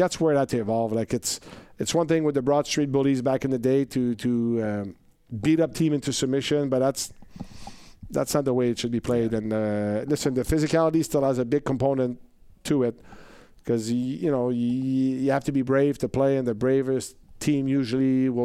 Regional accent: Canada; I'm Canadian

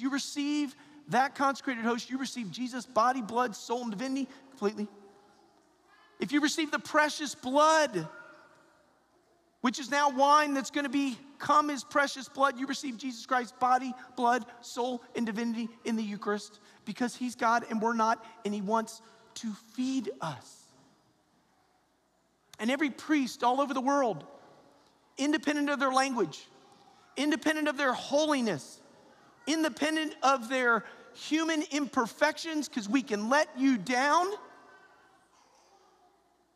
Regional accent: Atlanta, Georgia, United States; moved away; I'm from Atlanta, Georgia

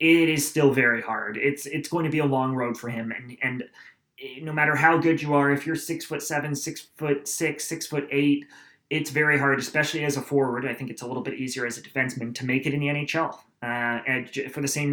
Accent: Aurora, Ontario, Canada; St. Andrews College, which is actually in my hometown

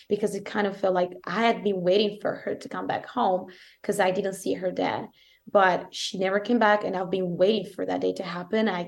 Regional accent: Italy; accent: Italian; English is a second language; italian accent is thicker than it was

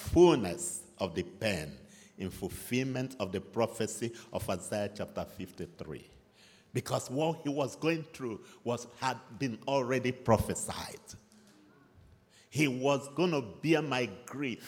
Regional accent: Nigeria; moved away; You know I'm from Nigeria, so. And by now you should be used to my accent.

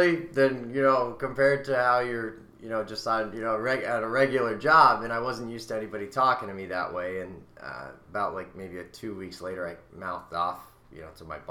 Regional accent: West Springfield, Massachusetts, United States; moved away; I grew up in West Springfield, Mass

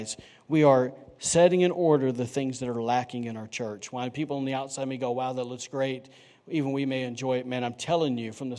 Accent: Alabama, United States; also born or lived in North Carolina; now in Rockport, United States; I'm from Alabama

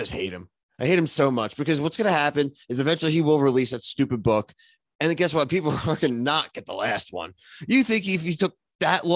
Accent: Philadelphia, Pennsylvania, United States; I was from Philadelphia

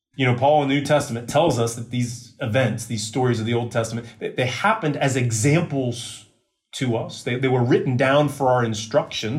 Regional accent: United States; moved away; in my home country

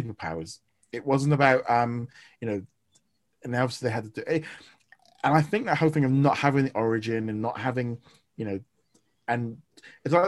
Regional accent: United Kingdom; as a Brit

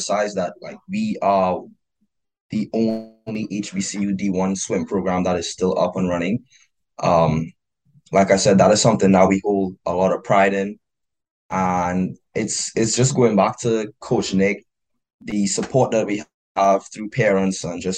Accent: Trinidad & Tobago; moved away as an adult; now in Washington, D.C., United States; I'm an international student, so I come from Trinidad and Tobago

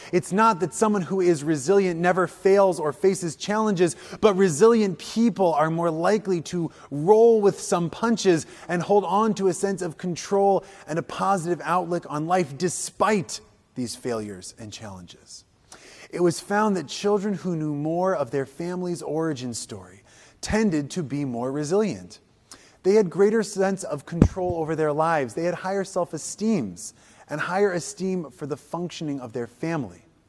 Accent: Wisconsin, United States; also born or lived in Illinois; I come from Wisconsin. Even though I was born in Illinois, I lived there for a while. I come from Wisconsin.

